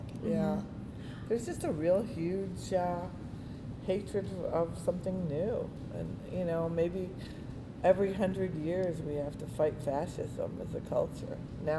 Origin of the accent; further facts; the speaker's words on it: South Florida, United States; now in New York, United States; I grew up in South Florida.